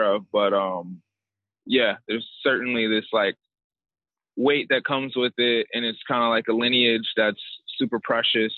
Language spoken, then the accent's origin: English; Redan, Georgia, United States; When I was growing up in Atlanta